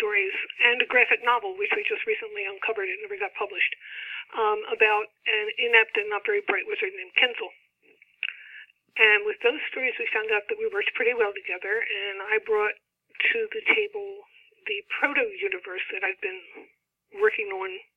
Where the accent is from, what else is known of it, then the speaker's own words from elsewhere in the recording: East Coast America, United States; Steve and I were growing up in East Coast America in the 60s and 70s and 80s